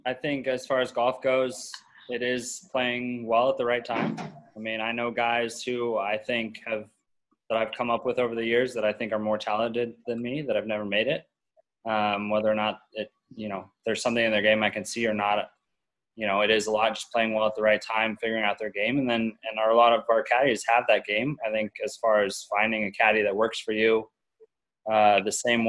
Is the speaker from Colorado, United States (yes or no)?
yes; Colorado, United States; Never mind. I'm from Colorado.